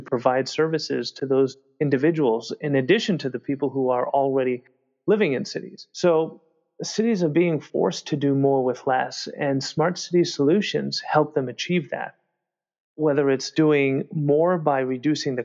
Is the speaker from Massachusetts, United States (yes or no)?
yes; Boston, Massachusetts, United States; Boston, my hometown